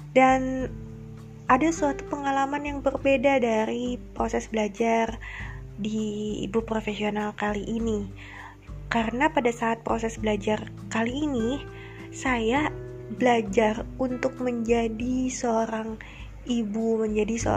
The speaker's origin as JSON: {"language": "Indonesian", "town": "Bandung", "region": "West Java", "country": "Indonesia", "said": "posisi saya saat ini sedang di Bandung dan memang asalnya saya juga asli orang Bandung"}